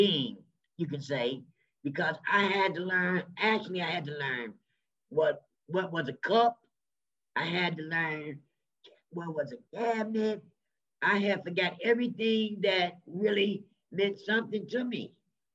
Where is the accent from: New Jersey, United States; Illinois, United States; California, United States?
Illinois, United States; moved away as an adult; now in Minnesota, United States; I was born and raised in Illinois.